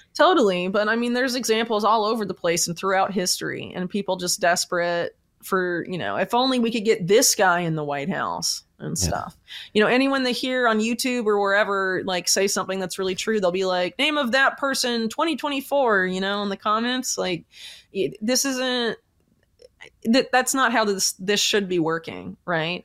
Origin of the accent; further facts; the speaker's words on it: Florida, United States; I'm from Florida